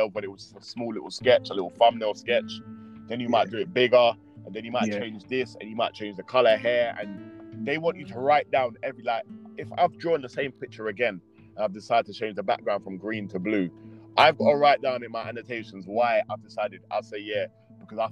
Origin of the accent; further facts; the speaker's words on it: London, United Kingdom; all my people I knew was in Leighton